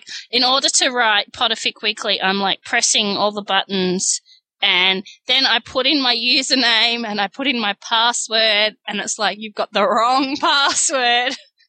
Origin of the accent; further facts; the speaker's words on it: Australia; I'm Australian.